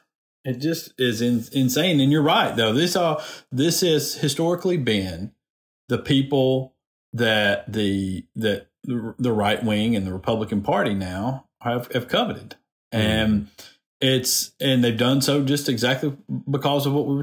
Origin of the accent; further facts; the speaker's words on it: Decatur, Alabama, United States; I come from Decatur